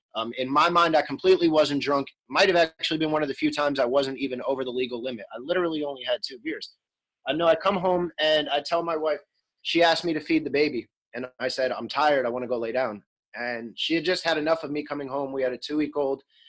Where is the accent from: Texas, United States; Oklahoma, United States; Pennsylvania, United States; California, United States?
Pennsylvania, United States; Bethlehem